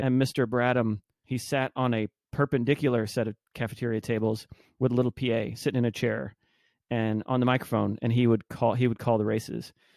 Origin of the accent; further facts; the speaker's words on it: Arlington, Texas, United States; moved away as an adult; now in Austin, United States; I grew up in Arlington, Texas, Dallas, Fort Worth.